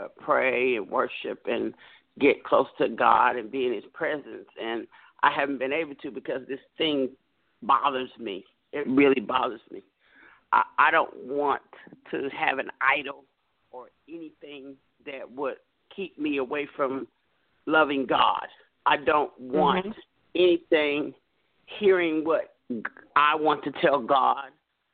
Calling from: Dallas, Texas, United States; I'm calling from the Dallas area, Dallas, Texas.

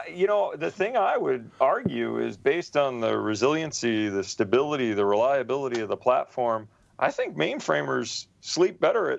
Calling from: Islandia, New York, United States; I'm actually sitting in Islandia in New York

